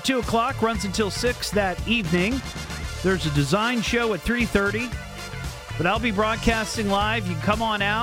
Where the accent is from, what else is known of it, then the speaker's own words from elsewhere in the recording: Beavercreek, Ohio, United States; Beaver Creek, my hometown